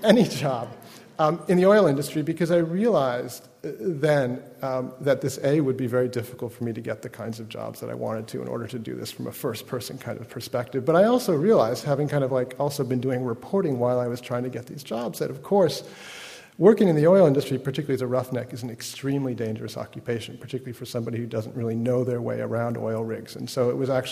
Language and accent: English; California, United States; I'm a Californian